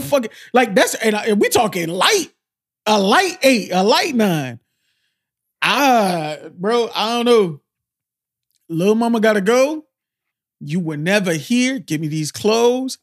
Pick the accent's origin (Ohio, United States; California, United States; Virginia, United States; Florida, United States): Florida, United States; Miami; I'm from Miami.